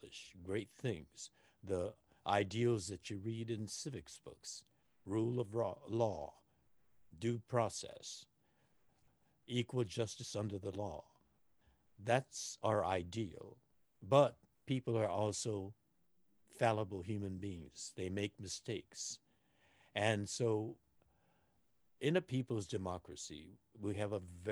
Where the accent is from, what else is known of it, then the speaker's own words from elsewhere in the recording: Los Angeles, California, United States; I was born here in Los Angeles